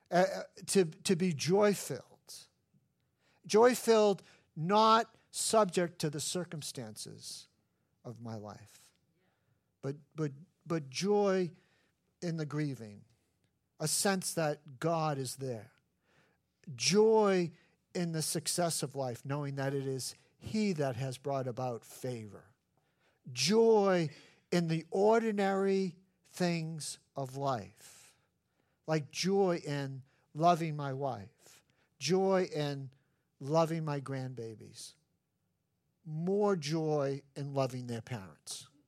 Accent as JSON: {"language": "English", "region": "New England", "country": "United States", "said": "No, I'm from New England. I want to be miserable."}